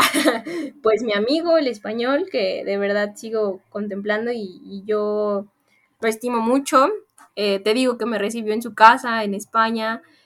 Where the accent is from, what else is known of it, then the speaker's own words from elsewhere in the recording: Mexico; me fui de México dejando una familia y encontré otra allá